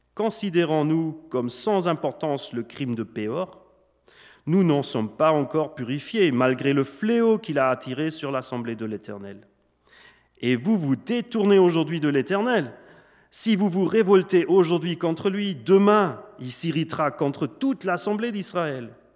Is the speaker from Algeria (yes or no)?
no; Switzerland; French is a second language; also born or lived in Germany; donc je suis né en Allemagne d'une maman allemande et d'un papa suisse, suisse-allemand. J'ai grandi surtout en Suisse